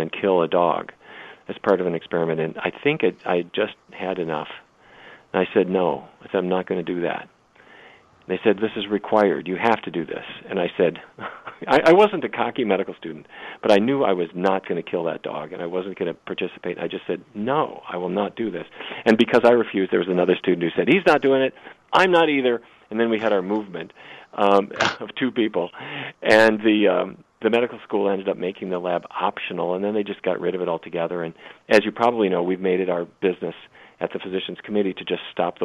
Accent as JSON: {"language": "English", "region": "North Dakota", "country": "United States", "tie": "born or raised there", "said": "when I was a kid, I grew up in North Dakota"}